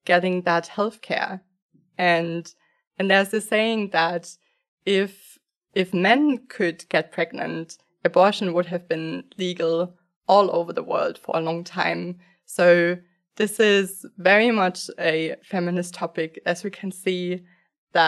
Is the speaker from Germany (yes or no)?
yes; Germany; I grew up in Germany